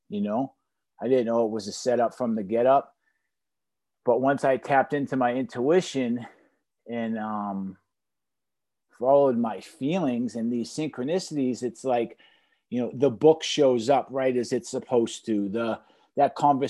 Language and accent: English; Boston, Massachusetts, United States; now in Pompano Beach, United States; I'm from Boston